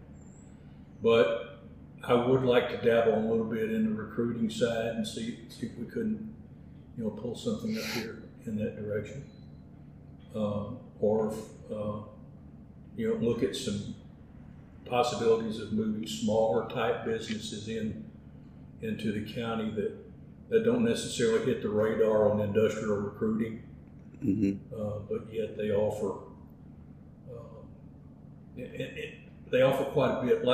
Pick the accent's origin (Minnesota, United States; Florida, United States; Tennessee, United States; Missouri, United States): Tennessee, United States; West; also born or lived in Kenton, Tennessee; born and raised in West Tennessee